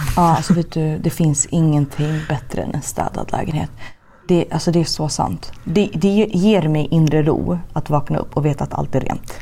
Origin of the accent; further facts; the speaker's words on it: Sweden; now in Los Angeles, United States; hemma i Sverige